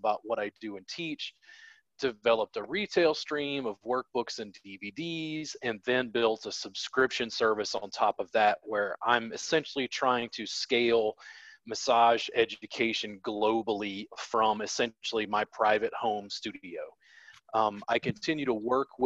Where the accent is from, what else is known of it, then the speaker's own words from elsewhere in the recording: Baton Rouge, Louisiana, United States; I grew up in Baton Rouge, Louisiana